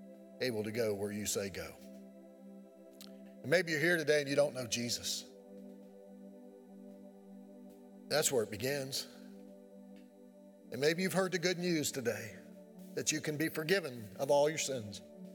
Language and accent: English; Keezletown, Virginia, United States; I'm from Keeseltown. What do y'all expect?